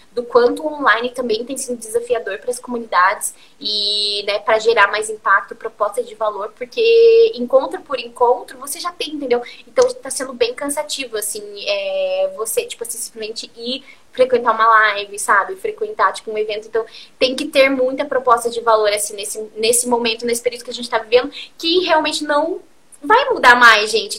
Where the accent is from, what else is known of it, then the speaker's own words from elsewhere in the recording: Curitiba, Paraná, Brazil; eu sou de Curitiba